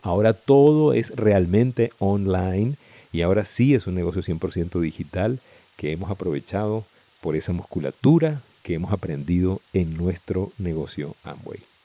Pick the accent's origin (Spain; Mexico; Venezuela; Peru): Venezuela